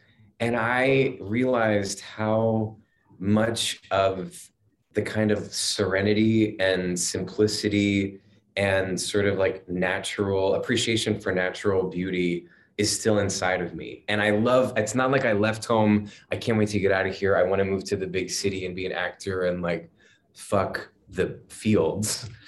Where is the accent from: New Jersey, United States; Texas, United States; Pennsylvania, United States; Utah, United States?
Pennsylvania, United States; now in New York, United States; my area where I'm from in Pennsylvania